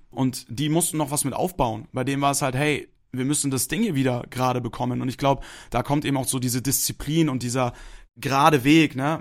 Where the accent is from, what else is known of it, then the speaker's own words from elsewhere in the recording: Hamburg, Germany; moved away as an adult; now in Munich, Germany; Ich bin gebürtiger Hamburger